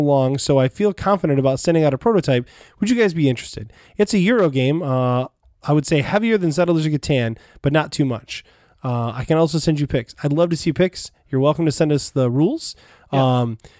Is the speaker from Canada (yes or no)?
no; Bavaria, Germany; English is a second language; By the way, I'm from Germany, Bavaria. I live in a small town near the border of Austria.